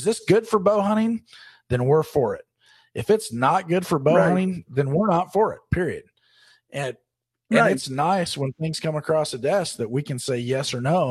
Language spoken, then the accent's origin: English; Oregon, United States; my home state of Oregon